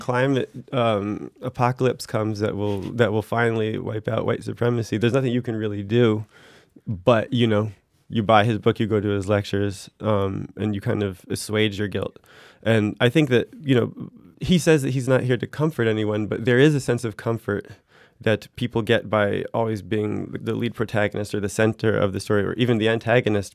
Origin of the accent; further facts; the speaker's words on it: United States; moved away as an adult; now in France; my primary identity in France is as an American